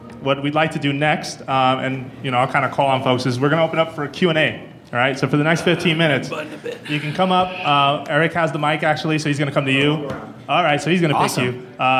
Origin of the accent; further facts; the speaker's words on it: Puerto Rico; Soy de Puerto Rico.